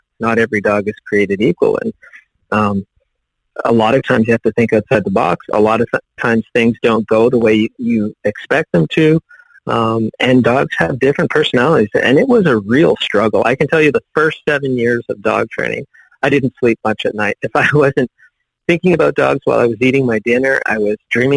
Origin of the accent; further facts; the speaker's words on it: Northern Ontario, Canada; moved away as an adult; now in United States; I actually grew up in Northern Ontario, but as far north as you could go by road.